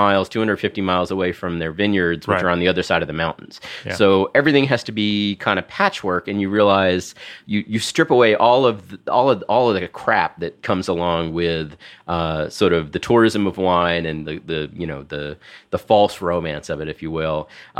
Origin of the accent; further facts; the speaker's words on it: New York City, New York, United States; also born or lived in Westchester / Seattle; I'm from here. I'm from New York City.